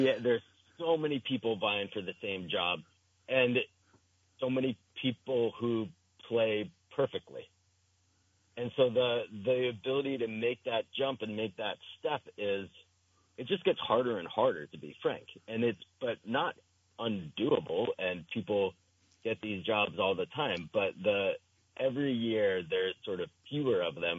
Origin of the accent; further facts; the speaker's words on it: New Jersey, United States; now in Vermont, United States; I grew up in New Jersey